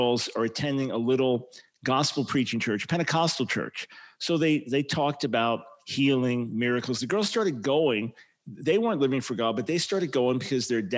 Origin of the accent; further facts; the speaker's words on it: Long Island, New York, United States; We moved to Long Island when I was about 7 years old